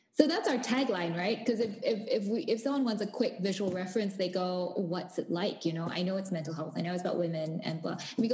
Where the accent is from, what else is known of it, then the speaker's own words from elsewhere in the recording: Singapore; born there; also born or lived in South Africa; because I was born in Singapore. I moved to South Africa. My folks still live in the Cape, and then I moved back to Singapore to work